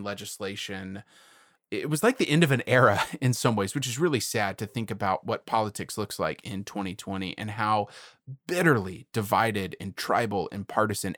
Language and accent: English; Houston, Texas, United States; as a Texan, as somebody from Houston